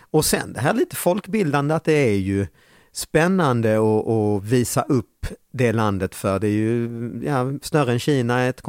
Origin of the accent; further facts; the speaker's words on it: Lund, Skåne, Sweden; accent: lundaskånska; Jag är född, jag är uppväxt i Lund.